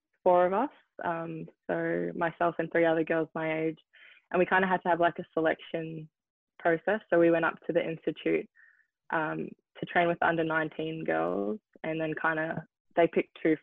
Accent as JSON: {"language": "English", "town": "Melbourne", "region": "Victoria", "country": "Australia", "tie": "born or raised there", "also_born_or_lived": "New Zealand", "moved": "yes", "lives_now": "Seattle, United States", "said": "I was born in New Zealand, so I played soccer in New Zealand, but I was 4, so I think I played for 1 season. And then in Melbourne, I played tennis as well"}